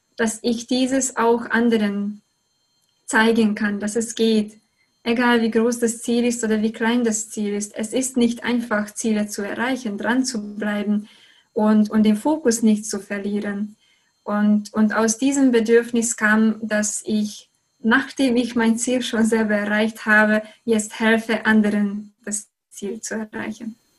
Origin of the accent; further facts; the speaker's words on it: Hungary; German is a second language; moved away as an adult; now in Germany; ich komme aus Ungarn